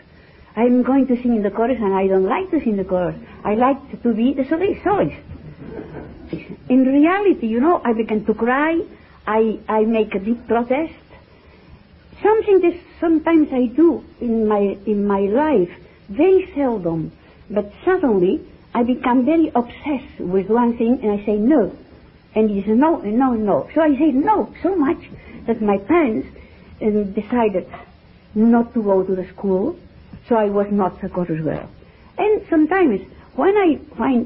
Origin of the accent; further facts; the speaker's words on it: Barcelona, Catalonia, Spain; English is a second language; I was born in Barcelona, the 1st November 1923